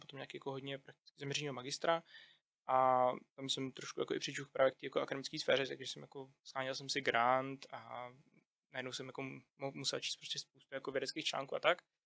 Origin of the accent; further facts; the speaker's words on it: Czechia; jako Češi